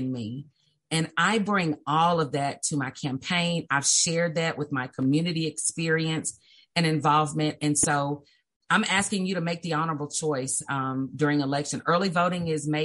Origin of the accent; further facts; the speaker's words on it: Little Rock, Arkansas, United States; also born or lived in Brinkley; So I'm from Little Rock. I was raised in Southwest Little Rock.